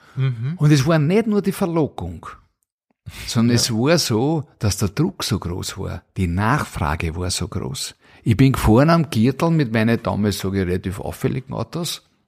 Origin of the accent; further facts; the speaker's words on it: Vienna, Austria; geboren 1973 in Wien